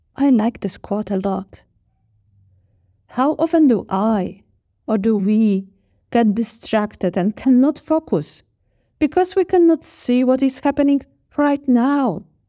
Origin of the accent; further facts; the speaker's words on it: Poland; moved away; also born or lived in Australia; I grew up in Poland, and we have a Polish tradition